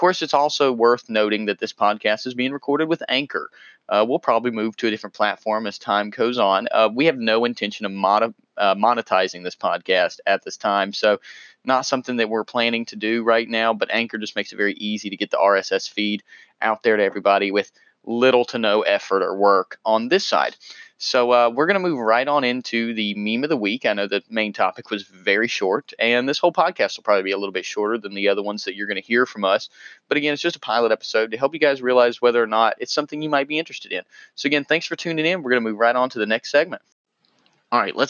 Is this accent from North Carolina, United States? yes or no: yes; North Carolina, United States; accent: southern; 25-year-old correctional officer in North Carolina, so pardon my southern accent.